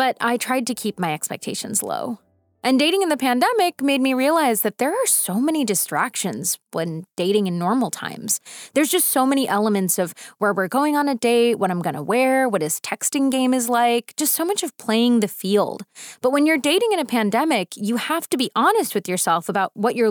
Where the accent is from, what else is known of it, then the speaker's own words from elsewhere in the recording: United States; also born or lived in North Carolina / East Coast; now in California, United States; I grew up American on McDonald's Happy Meals